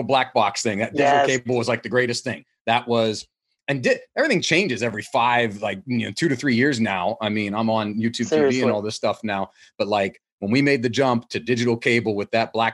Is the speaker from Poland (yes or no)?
no; West Virginia, United States; moved away; I'm here at my house, you know, the house I grew up in West Virginia